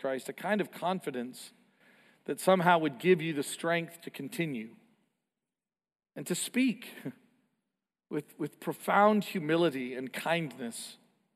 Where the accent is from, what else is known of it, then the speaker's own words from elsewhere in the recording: Canada; I grew up in Canada